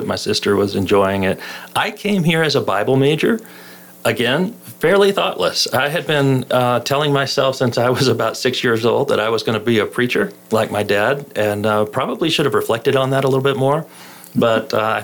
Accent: Arlington, Texas, United States; moved away as an adult; now in Lubbock, United States; I was raised in Arlington, Texas

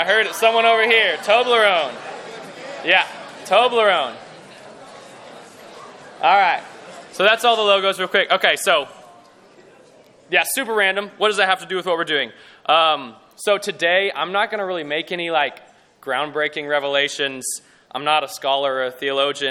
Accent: Lubbock, Texas, United States; I grew up here in Lubbock, lived here all my life.

